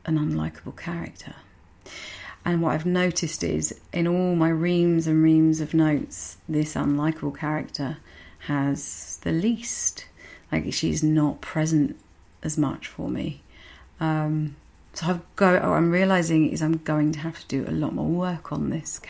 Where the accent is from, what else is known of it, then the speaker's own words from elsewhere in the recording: Medway, South East England, United Kingdom; accent: Medway; my very Medway accent